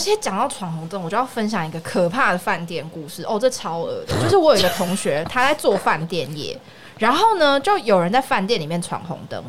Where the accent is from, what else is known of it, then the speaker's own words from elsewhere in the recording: Yunlin County, Taiwan; now in Taipei, Taiwan; 你知道云林乡下没有这种事情